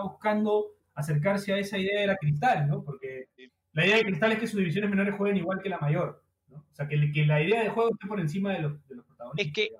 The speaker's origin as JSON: {"language": "Spanish", "country": "Peru", "said": "creo que en Perú no tiene tanta importancia"}